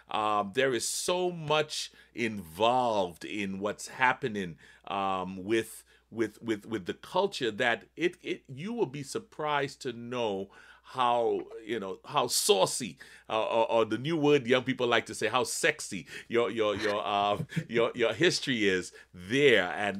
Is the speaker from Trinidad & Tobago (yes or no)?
yes; Trinidad & Tobago; now in United States; although I was born in Trinidad and came to the United States, my great, great grandparents were from Barbados. I got some Bajan in me.